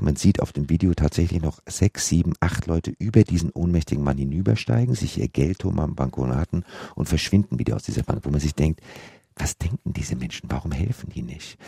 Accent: Germany; wir als Deutsche

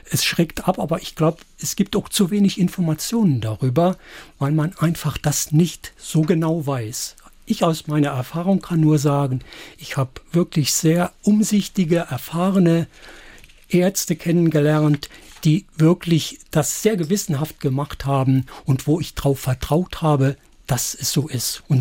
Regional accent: Saarland, Germany; Ja, und da sind wir Saarländer, glaube ich, ja doch die Richtige.

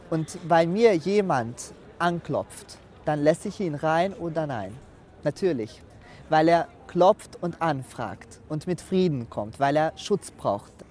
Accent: Hungary; klar als Ungar. Ich bin stolz auf Ungarn

